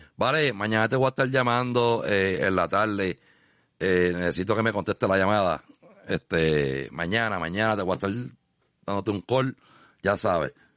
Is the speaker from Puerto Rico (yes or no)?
yes; Arroyo, Puerto Rico; mi pueblo de Arroyo